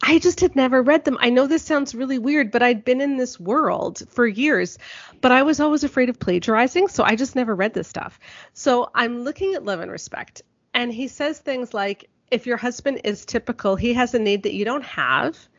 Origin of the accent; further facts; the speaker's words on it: southeastern Ontario, Canada; my hometown in southeastern Ontario